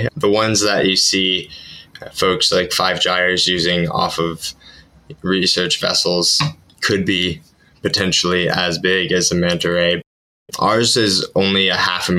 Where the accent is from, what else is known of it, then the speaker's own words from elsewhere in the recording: Ithaca, New York, United States; my hometown of Ithaca, New York